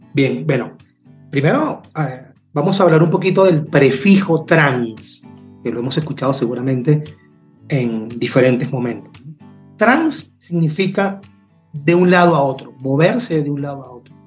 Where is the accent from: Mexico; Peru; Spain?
Peru; moved away; Yo soy peruano y me encuentro en este momento fuera de mi país